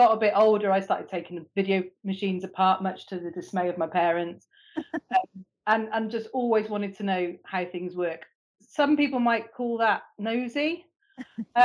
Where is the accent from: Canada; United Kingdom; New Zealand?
United Kingdom; Bristol, South West England; moved away as an adult; also born or lived in Swansea; I'm from Bristol originally